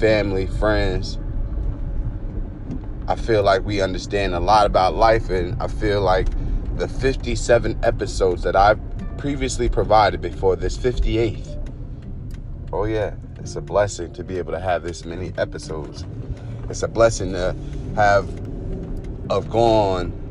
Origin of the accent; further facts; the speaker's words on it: Newark, New Jersey, United States; I lived in Newark, New Jersey. I'm from Newark and everything like that, by way of, you know, a lot of different areas in New Jersey.